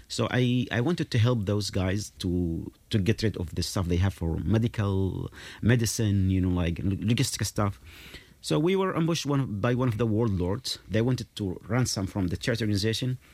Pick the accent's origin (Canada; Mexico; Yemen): Yemen; moved away; I'm from Yemen.